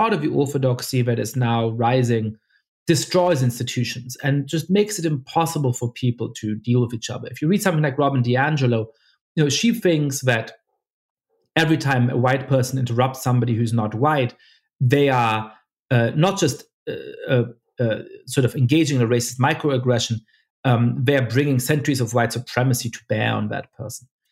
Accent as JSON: {"language": "English", "country": "Germany", "tie": "born or raised there", "moved": "yes", "said": "I, I grew up Jewish in Germany"}